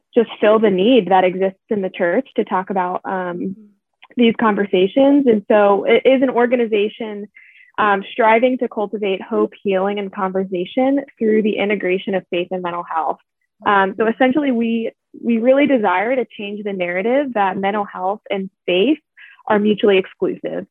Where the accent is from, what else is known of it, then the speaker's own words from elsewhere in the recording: Pittsburgh, Pennsylvania, United States; I'm from Pittsburgh, Pennsylvania